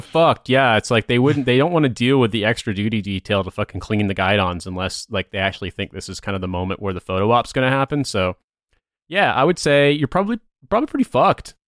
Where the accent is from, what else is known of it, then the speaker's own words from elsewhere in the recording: United States; as an American